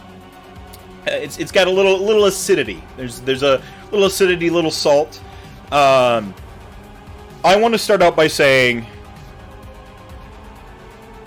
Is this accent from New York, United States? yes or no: no; North Carolina, United States; moved away; also born or lived in Minnesota; Was born in Minnesota, raised in North Carolina